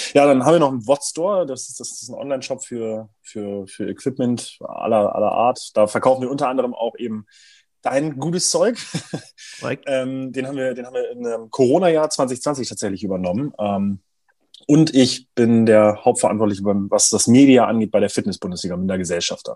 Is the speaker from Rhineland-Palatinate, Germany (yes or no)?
no; Braunschweig, Lower Saxony, Germany; aus, aus Braunschweig, aus meiner Heimatstadt